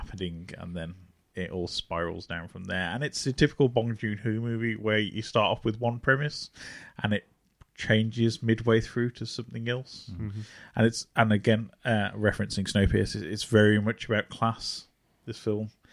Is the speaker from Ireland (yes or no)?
no; United Kingdom; in the UK as a British child